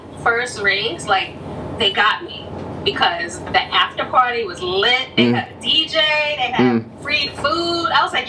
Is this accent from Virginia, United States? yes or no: no; New York City, New York, United States; now in Long Island, United States; I was born in the Bronx, but I live in Long Island now